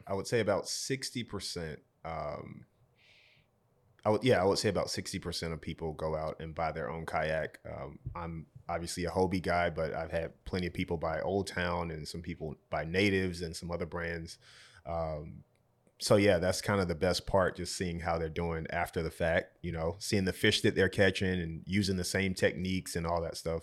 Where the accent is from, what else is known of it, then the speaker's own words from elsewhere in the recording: Georgia, United States; moved away as an adult; now in Rhode Island, United States; So I'm from Georgia